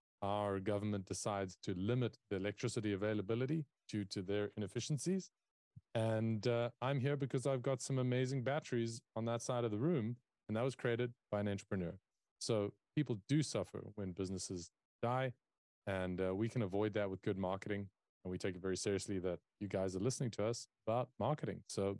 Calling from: South Africa; And as a South African, that is where I'm calling in from. So we're a global team. I work from South Africa.

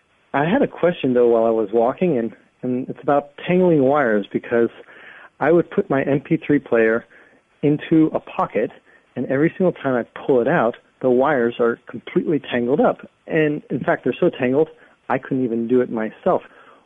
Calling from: San Francisco, California, United States; I'm calling from San Francisco

